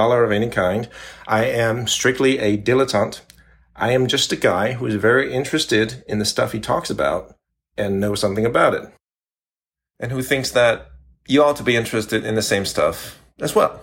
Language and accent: English; Taipei, Taiwan; we're coming to you from Taipei, Taiwan. Where Alice has been living for some time and where I am originally from.